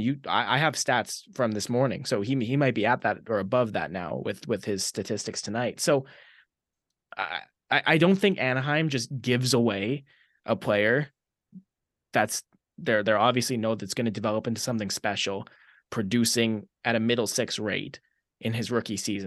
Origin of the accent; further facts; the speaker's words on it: Maple Ridge, British Columbia, Canada; moved away as an adult; now in Red Deer, Canada; the same smallish city that I was born and raised in in in British Columbia, Maple Ridge.